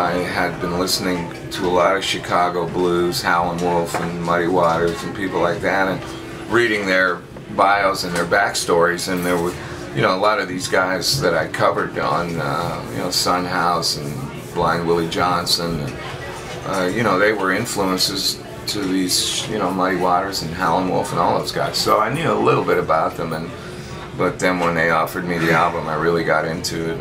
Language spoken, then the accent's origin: English; Canada; moved away as an adult; also born or lived in London, England; I'm from Canada, I'm a hot shot guitar player